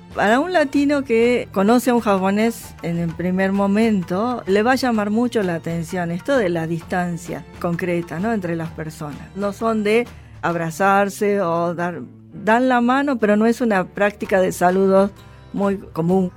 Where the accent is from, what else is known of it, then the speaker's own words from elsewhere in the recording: Buenos Aires, Argentina; yo soy argentina, que yo me eduqué aquí